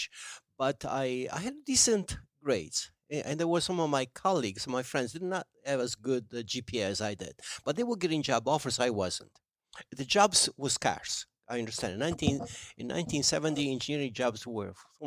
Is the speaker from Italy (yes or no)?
yes; Italy; English is a second language; now in United States; my hometown